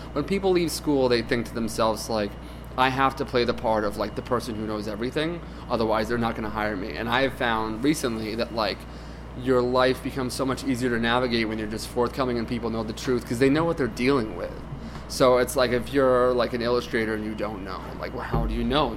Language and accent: English; Reading, Pennsylvania, United States; as a kid I grew up in Reading, Pennsylvania